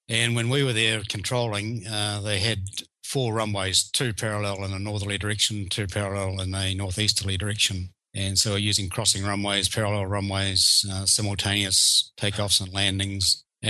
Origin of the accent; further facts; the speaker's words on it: New Zealand; accent: Kiwi; And I'm speaking Kiwi, so it's Grant to me, not Grant.